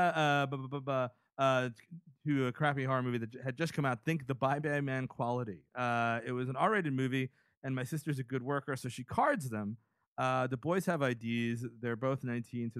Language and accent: English; New York City, New York, United States; I grew up in the Bronx